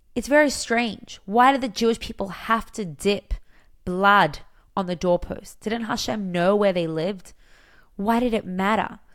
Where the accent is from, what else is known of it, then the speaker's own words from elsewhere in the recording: Australia; now in Israel; I'm from Australia.